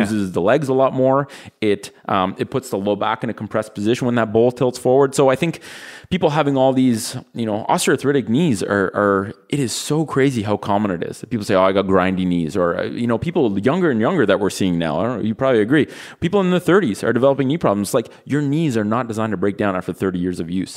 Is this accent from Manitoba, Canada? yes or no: no; Ottawa, Ontario, Canada; we're from Ottawa, which is the capital of Canada